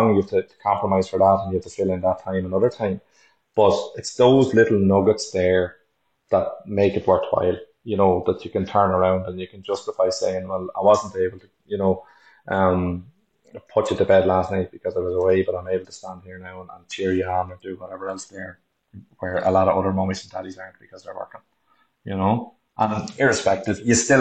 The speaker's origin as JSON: {"language": "English", "town": "Dublin", "region": "Leinster", "country": "Ireland", "moved": "as an adult", "lives_now": "Omagh, United Kingdom", "said": "originally I'm from Dublin and I moved up to Omagh about 12 years ago in County Tyrone"}